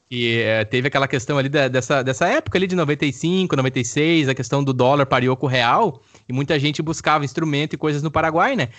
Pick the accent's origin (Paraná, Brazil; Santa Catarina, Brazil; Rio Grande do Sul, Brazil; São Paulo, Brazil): Rio Grande do Sul, Brazil; Campo Bom; also born or lived in Araricá; eu sou nascido de Campo Bom. Fui e morei em um tempo em uma chácara em Araricá com a minha família, e aí voltamos para Campo Bom